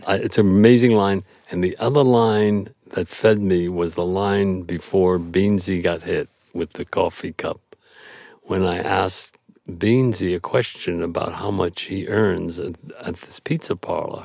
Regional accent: New York City, New York, United States; I grew up in Brooklyn

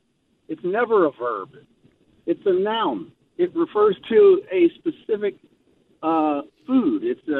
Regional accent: Atlanta, Georgia, United States; now in British Columbia, Canada; I'm in British Columbia. I'm from Atlanta, Georgia.

